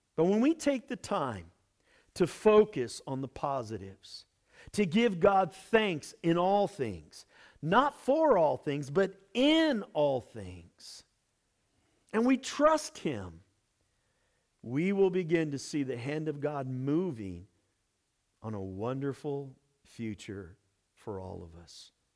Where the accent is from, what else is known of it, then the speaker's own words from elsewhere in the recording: United States; Our American church